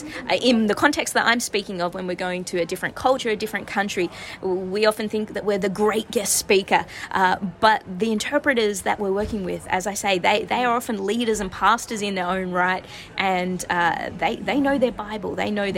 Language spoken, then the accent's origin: English; Australia; now in San Francisco, United States; From my voice, you might be able to tell I'm originally from Australia